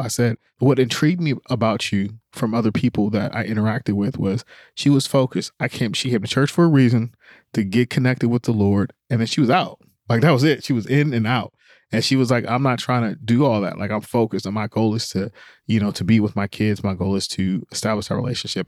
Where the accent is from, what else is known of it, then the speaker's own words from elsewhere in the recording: Oakland, California, United States; I grew up in Oakland